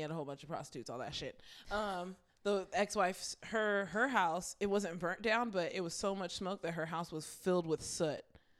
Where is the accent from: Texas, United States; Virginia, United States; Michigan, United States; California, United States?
California, United States; And we're from California